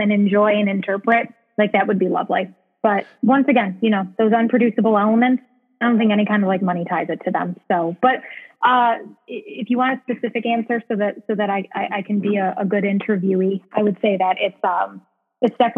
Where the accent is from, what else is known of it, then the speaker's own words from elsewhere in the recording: Chicago, Illinois, United States; I'm from Chicago. I was born and raised here.